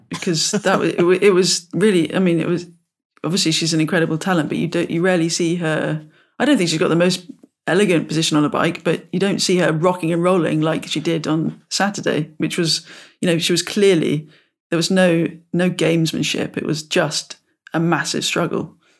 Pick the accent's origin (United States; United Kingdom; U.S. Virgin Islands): United Kingdom; growing up in the British countryside of bridle ways and footpaths